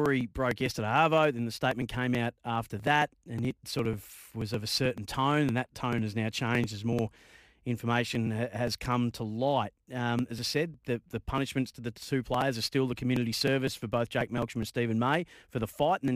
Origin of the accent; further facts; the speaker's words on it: Bendigo, Victoria, Australia; I grew up in Bendigo